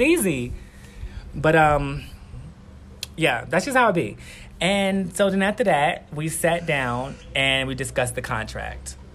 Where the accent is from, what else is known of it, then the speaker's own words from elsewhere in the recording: New York City, New York, United States; now in Guatemala; I'm from Queens, New York. I'm 29 years old, and I'm based here in Guatemala